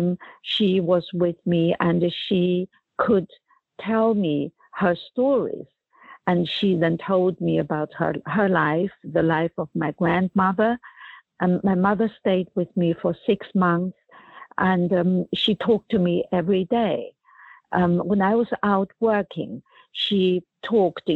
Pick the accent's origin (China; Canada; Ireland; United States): China; moved away as an adult; when I was growing up in China in the 1950s and the 60s and 70s